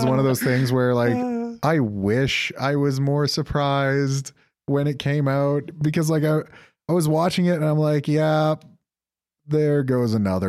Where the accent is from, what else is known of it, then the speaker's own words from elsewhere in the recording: Canada; I'm gonna get crucified as a Canadian for this